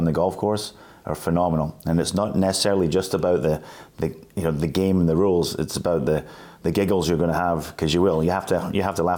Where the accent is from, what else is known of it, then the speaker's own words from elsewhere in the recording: Scotland, United Kingdom; moved away as an adult; also born or lived in New Hampshire, United States / New York, United States; now in United States; I'm a Scotsman